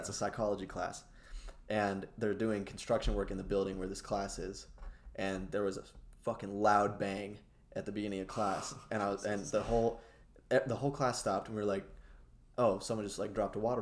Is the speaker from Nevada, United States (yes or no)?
yes; Reno, Nevada, United States; also born or lived in San Francisco; since we're all from Reno